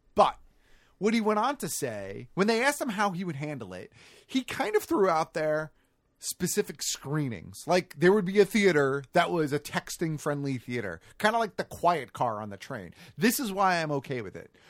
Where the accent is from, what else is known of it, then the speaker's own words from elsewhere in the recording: United States; as an American viewer